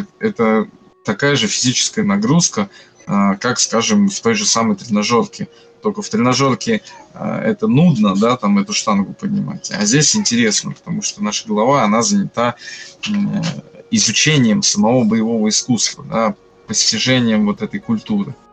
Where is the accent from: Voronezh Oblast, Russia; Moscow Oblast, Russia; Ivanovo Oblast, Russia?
Ivanovo Oblast, Russia; Ivanovo; now in Kursk, Russia; Я вообще не из Курска, я приехал с города Иваново.